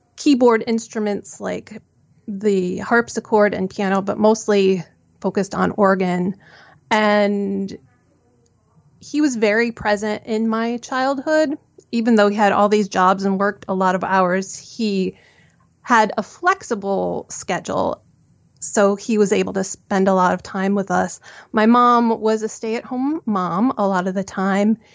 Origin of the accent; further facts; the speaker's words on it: suburbs of Chicago, Illinois, United States; I grew up in the suburbs of Chicago